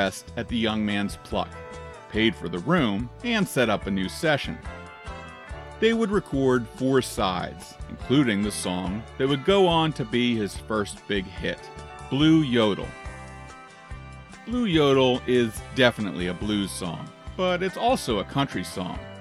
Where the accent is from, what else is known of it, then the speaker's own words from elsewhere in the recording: Washington, District of Columbia, United States; my hometown of Washington, D.C.